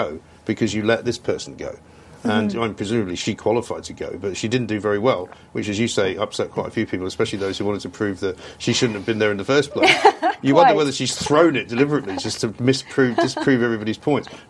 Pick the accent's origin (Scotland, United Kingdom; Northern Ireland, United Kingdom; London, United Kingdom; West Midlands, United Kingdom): London, United Kingdom; also born or lived in Sussex; I was one of those sort of manky Londoners